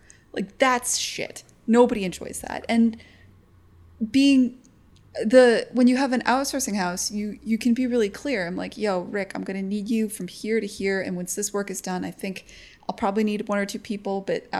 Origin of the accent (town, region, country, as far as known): United States